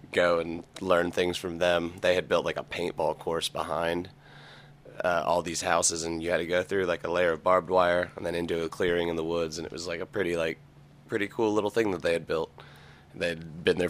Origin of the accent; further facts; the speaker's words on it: Broken Arrow, Oklahoma, United States; also born or lived in Tulsa; Grew up in Broken Arrow. I was born in Tulsa.